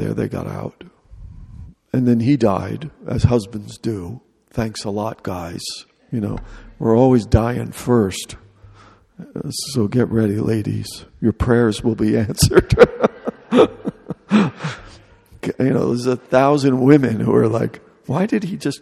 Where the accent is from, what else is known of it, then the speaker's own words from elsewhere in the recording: New York City, New York, United States; moved away; I was a jerk from New York